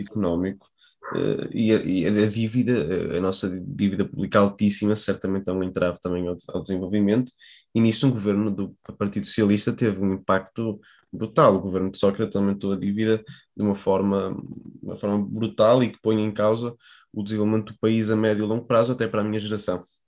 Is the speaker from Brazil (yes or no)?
no; Porto, Norte, Portugal; ambos somos do Porto